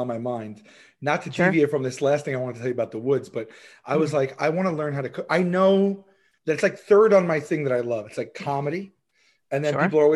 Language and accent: English; New York City, New York, United States; also born or lived in Dongan Hills, Staten Island; growing up in Rosebank